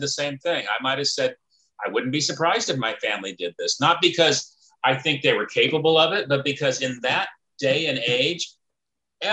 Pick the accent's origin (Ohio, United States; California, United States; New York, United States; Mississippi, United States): California, United States; Clovis; also born or lived in Fresno, California; I grew up in Fresno